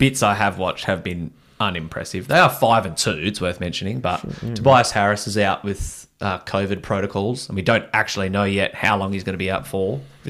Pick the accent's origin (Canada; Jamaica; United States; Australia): Australia; As you do as an Australian.